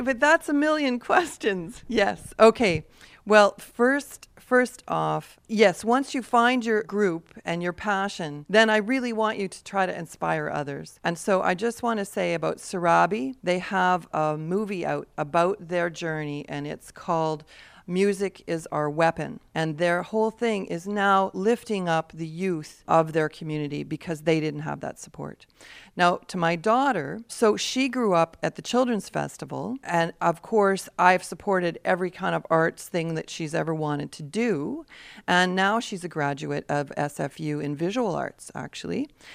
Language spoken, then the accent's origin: English; Peace River, Alberta, Canada; I grew up in Peace River, Alberta